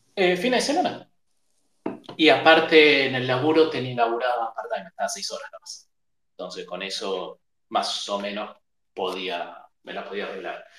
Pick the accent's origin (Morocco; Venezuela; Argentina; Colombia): Argentina; Buenos Aires; nacido, criado en Buenos Aires de toda la vida.